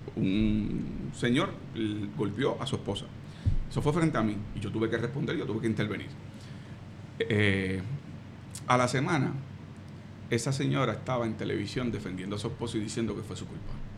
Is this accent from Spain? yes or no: no; Puerto Rico; lo que me enseñaron a mí en mi escuela